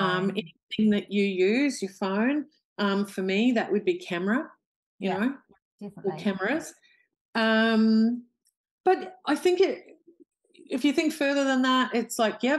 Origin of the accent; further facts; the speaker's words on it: New Zealand; also born or lived in Australia; No, I'm actually a Kiwi.